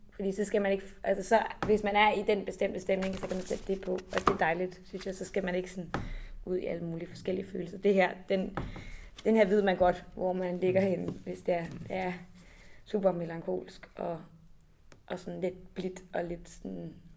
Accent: Copenhagen, Capital Region of Denmark, Denmark; jeg kommer fra København, og sådan aldrig rigtig har oplevet andet end at være meget tæt på mine rødder

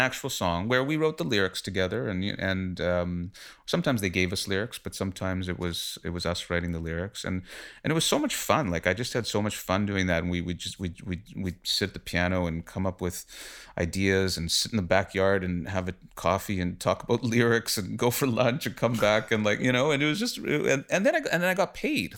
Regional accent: Winnipeg, Manitoba, Canada; moved away as an adult; also born or lived in Toronto; I am from Winnipeg originally. I came to Toronto when I was about twenty or so

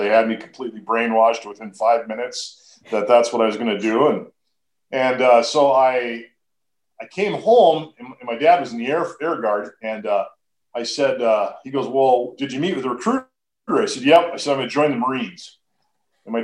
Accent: Duluth, Minnesota, United States; now in Brookings, United States; I was born and raised in Duluth, Minnesota

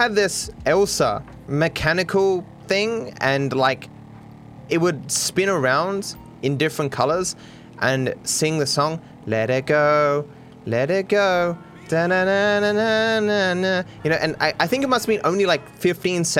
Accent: Australia; they thought I was from Austria rather than from Australia

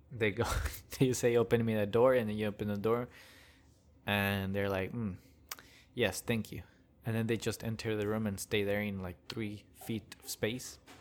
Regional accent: Hidalgo, Texas, United States; also born or lived in China; now in Austin, United States; my hometown, which is Hidalgo, back in the border area

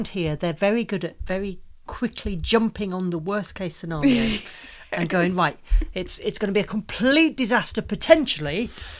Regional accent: United Kingdom; we're British.

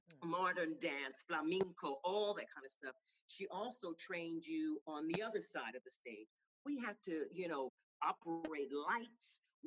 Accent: New York City, New York, United States; also born or lived in South Bronx, New York; I am from New York. I was born in the South Bronx and I was raised in Queens.

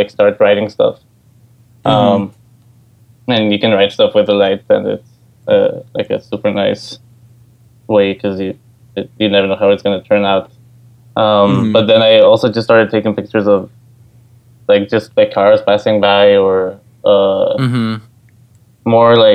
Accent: Ecuador; moved away as an adult; now in New York, United States; I come from Ecuador in South America, and I'm actually studying right now at NYU in New York

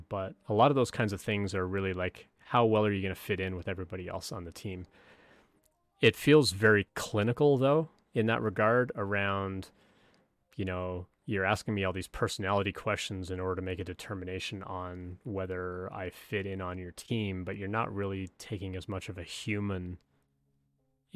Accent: Canada; moved away as an adult; now in United States; I'm from Canada.

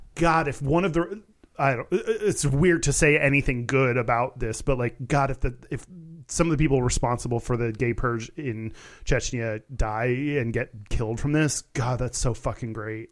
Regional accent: United States; as an American

